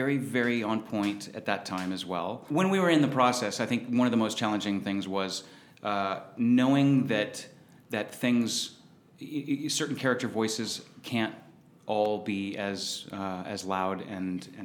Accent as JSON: {"language": "English", "region": "Southern California", "country": "United States", "tie": "born or raised there", "said": "when I was a youth growing up in Southern California"}